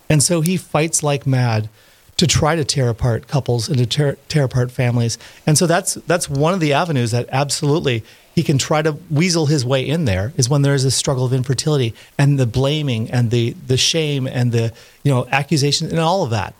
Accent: Park Rapids, Minnesota, United States; moved away; also born or lived in Steubenville, Ohio; I'm from Park Rapids, Minnesota originally

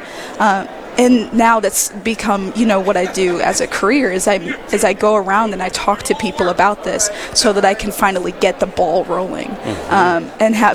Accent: Mobile, Alabama, United States; I'm born and raised in Mobile, Alabama. I still live there with my family.

